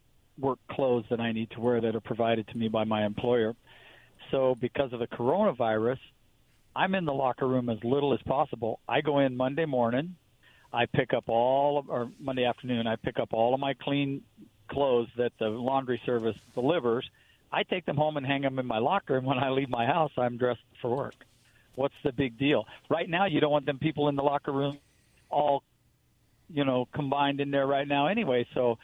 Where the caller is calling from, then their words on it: Pasco, Washington, United States; I'm in Pasco.